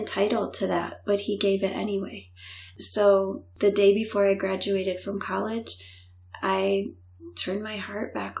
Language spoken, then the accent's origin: English; Florida, United States; moved away; also born or lived in Illinois; I grew up in Florida. When they divorced the first time, we moved to Illinois.